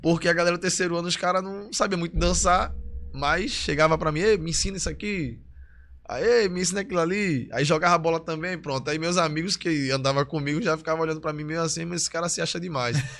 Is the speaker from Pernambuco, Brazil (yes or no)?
yes; Olinda, Pernambuco, Brazil; also born or lived in Recife; Eu nasci em Recife, mas morei em Olinda. Aí foi no bairro de Peixinhos. Aí de Peixinhos eu fui para Beberibe, e também fui criado na casa dos meus avós, que é um bairro em Olinda, Águas Compridas